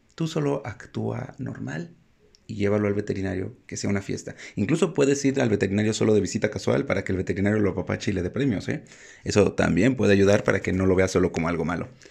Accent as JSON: {"language": "Spanish", "country": "Mexico", "said": "en México tenemos que llevar a los gatos al veterinario"}